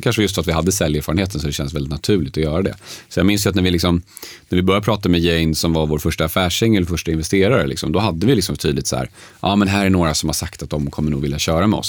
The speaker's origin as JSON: {"language": "Swedish", "town": "Uppsala", "region": "Uppsala County", "country": "Sweden", "tie": "born or raised there", "also_born_or_lived": "Sundsvall", "said": "jag är född i Sundsvall. Eh, polska föräldrar som hade flyttat till Sverige ett år innan jag föddes. Eh, uppväxt dock i Uppsala."}